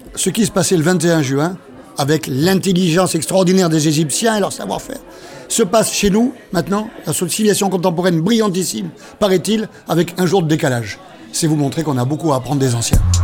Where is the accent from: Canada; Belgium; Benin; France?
France; Bordeaux, Nouvelle-Aquitaine; also born or lived in Burkina Faso; Je suis né à Bordeaux, j'ai vécu à Bordeaux et j'y vis encore